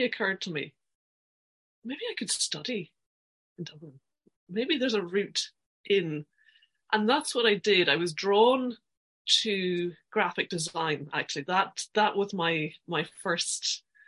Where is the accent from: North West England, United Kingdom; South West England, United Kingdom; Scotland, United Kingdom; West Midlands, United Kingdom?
Scotland, United Kingdom; Aberdeen; moved away as an adult; also born or lived in between Glasgow and Stirling, Scotland; now in Ireland; I'm originally from Aberdeen on the east coast of Scotland. My high school years were not far from Glasgow, kind of between Glasgow and Stirling